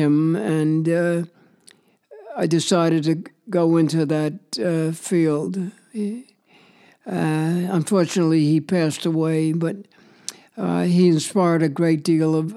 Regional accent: New York, United States; moved away as an adult; now in St. Paul, United States; I was born on East 68th Street, and I grew up on East 97th Street, where I spent up to the time when I was 18

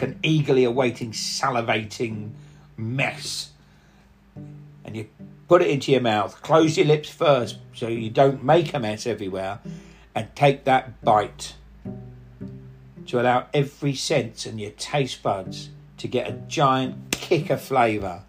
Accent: Cockney, London, United Kingdom; accent: Cockney; first language Punjabi; also born or lived in Eastbourne

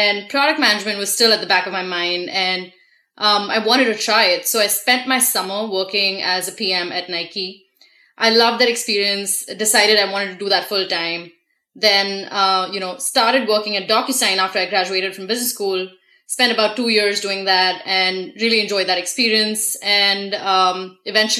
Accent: India; moved away as an adult; now in United States; I was born and raised in India and moved to the States a little over 4 years ago.

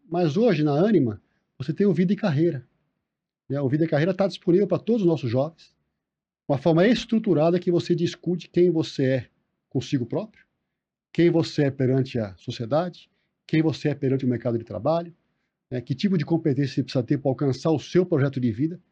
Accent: Brazil; somos todos brasileiros

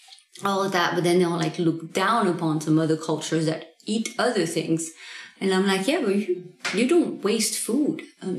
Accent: Normandy, France; English is a second language; now in Southern Oregon, United States; I come from Normandy

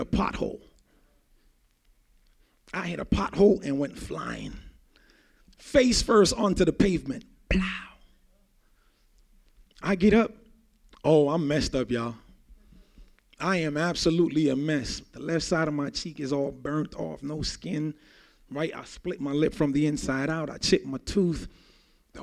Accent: Jamaica; I grew up in Jamaica

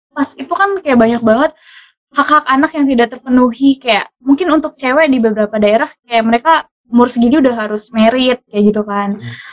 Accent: Bangka Belitung Islands, Indonesia; untuk uh, eh, daerahku dulu mungkin untuk Belitung aku pengen banget uh, ngaj uh, bukan ngajar ya

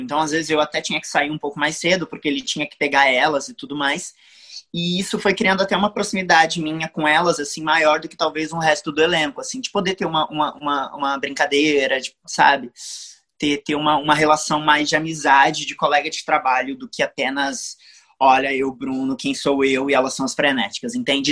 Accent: São Paulo, Brazil; now in Niterói, Brazil; eu moro em Niterói, no Rio de Janeiro, mas eu sou nascido em São Paulo.

